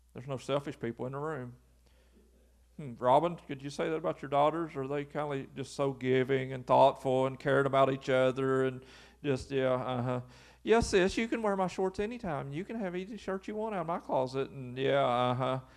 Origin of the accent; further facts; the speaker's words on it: Lewis County, Kentucky, United States; I'm just from Lewis County, and Lewis County's never had anything.